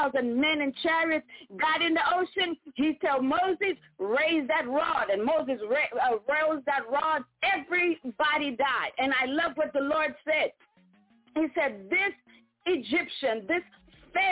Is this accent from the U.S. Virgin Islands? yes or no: yes; U.S. Virgin Islands; also born or lived in Saint Lucia (parents); I am from the Caribbean. Amen. My parents are St. Lucian. I was born in Virgin Island on the island of St. Croix